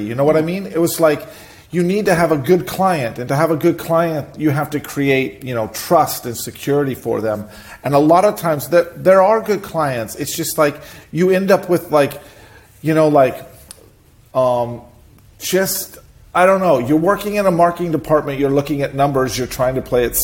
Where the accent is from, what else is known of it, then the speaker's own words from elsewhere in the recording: Seattle, Washington, United States; also born or lived in Boise, Idaho; I was born in Boise, Idaho, the middle of, you know, like cowboy country. I left there, of course, when I was three, not on my own will, but because my family decided to move. And we moved to Seattle, and I grew up in Seattle